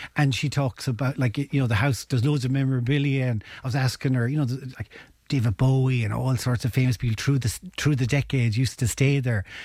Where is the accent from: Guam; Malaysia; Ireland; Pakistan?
Ireland; Ennis, Munster; I'm originally from Ennis